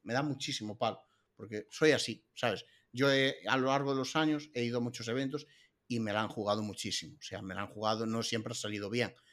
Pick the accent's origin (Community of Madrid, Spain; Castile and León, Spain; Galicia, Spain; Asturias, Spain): Galicia, Spain; somos gallegos